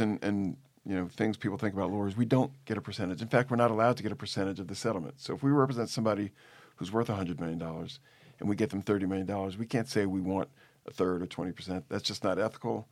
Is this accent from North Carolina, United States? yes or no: no; New Orleans, Louisiana, United States; moved away as an adult; also born or lived in Boston / Atlanta; I grew up in New Orleans